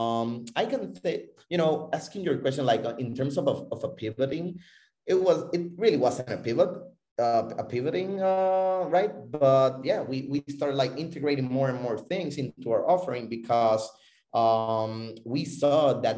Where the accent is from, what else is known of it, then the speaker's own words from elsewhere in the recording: Puerto Rico; also born or lived in Florida; I'm originally from Puerto Rico. I live between Puerto Rico and Florida